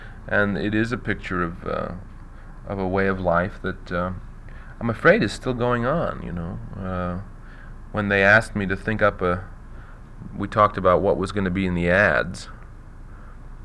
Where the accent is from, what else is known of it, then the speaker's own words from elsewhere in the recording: New York, United States; Not having actually grown up in a small town, I grew up in New York